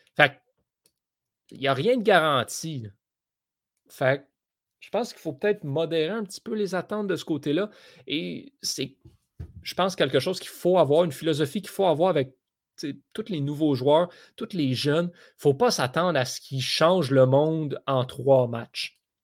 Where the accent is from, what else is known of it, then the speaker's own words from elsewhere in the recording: Canada; en tant que Canadien